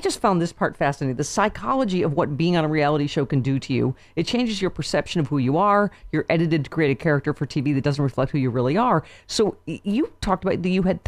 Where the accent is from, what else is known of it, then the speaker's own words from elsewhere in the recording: Lockport, New York, United States; I'm from Lockport, New York